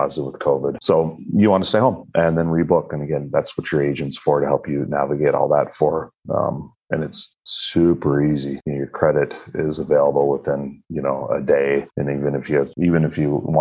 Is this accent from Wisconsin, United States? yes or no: yes; Northern Wisconsin, United States; I'm from Northern Wisconsin